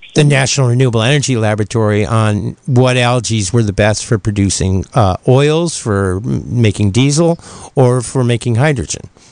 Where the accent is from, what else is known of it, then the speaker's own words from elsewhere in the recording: Ohio, United States; moved away; my hometown in Ohio